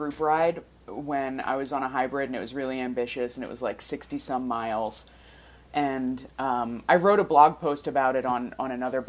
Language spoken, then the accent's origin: English; New Jersey, United States; now in Portland, United States; I'm from New Jersey